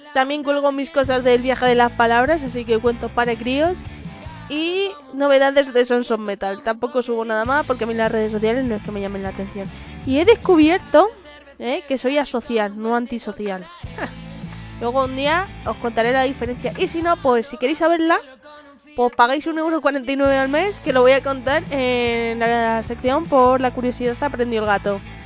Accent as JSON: {"language": "Spanish", "town": "Madrid", "region": "Community of Madrid", "country": "Spain", "said": "yo soy más madrileña que la usa y el madroño"}